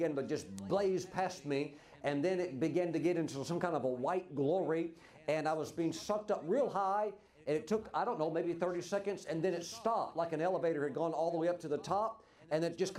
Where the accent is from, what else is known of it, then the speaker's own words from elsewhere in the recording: Mississippi, United States; I grew up in Mississippi, the poorest state in the nation